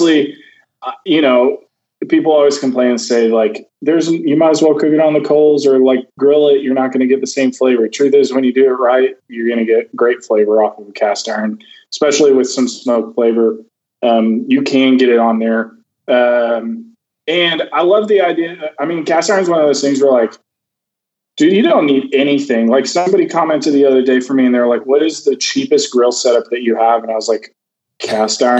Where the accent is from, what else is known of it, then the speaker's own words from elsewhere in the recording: Georgia, United States; moved away; also born or lived in Texas; growing up in Georgia